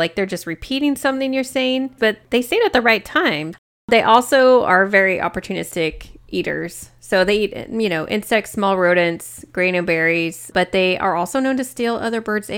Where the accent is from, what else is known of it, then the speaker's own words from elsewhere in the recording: Kansas City, Missouri, United States; I was born in Kansas City, Missouri, and it's on the edge.